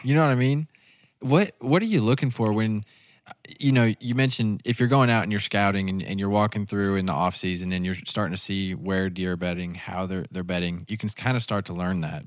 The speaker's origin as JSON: {"language": "English", "region": "the Ozarks", "country": "United States", "tie": "born or raised there", "said": "I grew up in the Ozarks"}